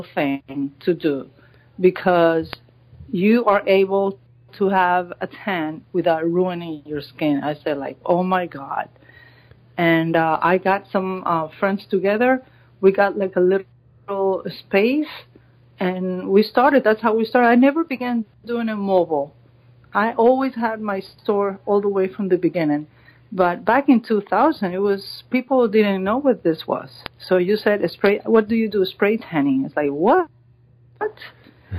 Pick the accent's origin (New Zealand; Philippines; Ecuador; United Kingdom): Ecuador; moved away as an adult; now in Miami Beach, United States; I am from Ecuador. I've been here in the States since 98